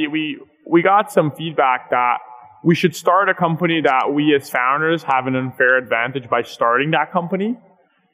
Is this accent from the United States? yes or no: no; Brazil; moved away; both Pedro and I, my co-founder, we were born and raised in Brazil